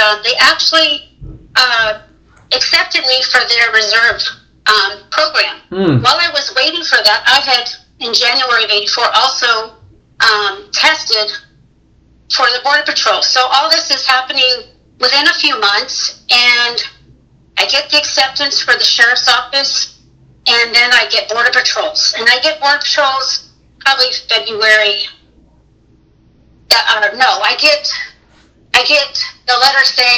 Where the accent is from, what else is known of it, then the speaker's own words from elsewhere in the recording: San Diego, California, United States; I grew up out there in San Diego